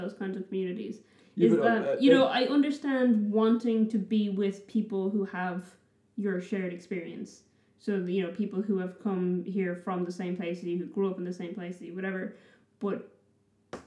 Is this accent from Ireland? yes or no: yes; Dublin, Leinster, Ireland; moved away as an adult; also born or lived in Brisbane, Australia / New Zealand; my area that I grew up in Dublin